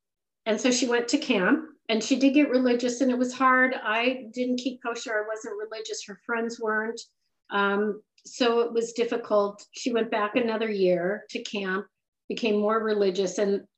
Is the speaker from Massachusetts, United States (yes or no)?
no; San Diego, California, United States; now in Boston, United States; Right, San Diego.